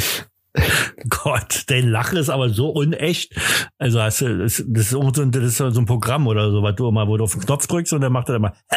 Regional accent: East Germany, Germany; komme ich ja nur aus dem Osten

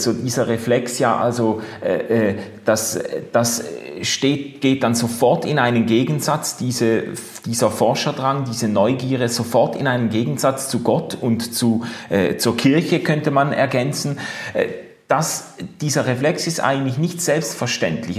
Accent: Basel, Basel-Stadt, Switzerland; So als Basler

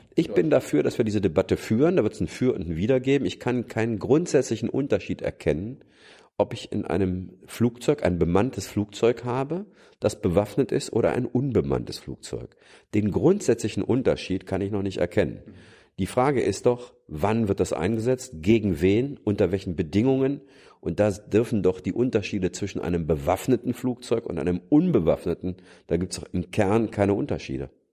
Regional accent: Germany; wir als Deutsche

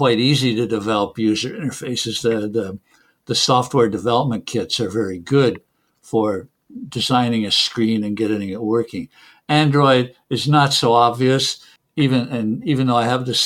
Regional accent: Canada; first language English; moved away; English is my mother tongue, of course. I came from Canada

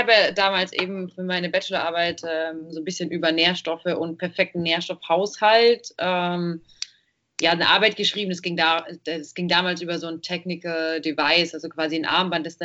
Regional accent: Munich, Bavaria, Germany; wir kommen aus München

